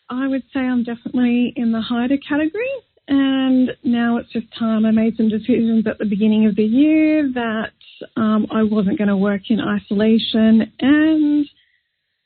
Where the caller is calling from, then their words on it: Sydney, New South Wales, Australia; I'm calling from Sydney, Australia